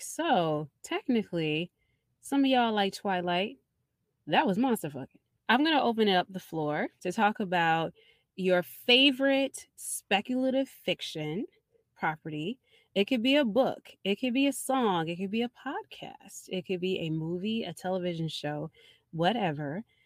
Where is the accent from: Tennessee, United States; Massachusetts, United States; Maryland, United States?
Maryland, United States; Baltimore; growing up in Baltimore in the 90s and Baltimore club music